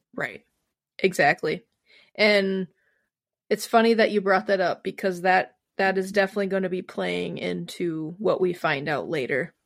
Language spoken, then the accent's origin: English; Wisconsin, United States; my home state of Wisconsin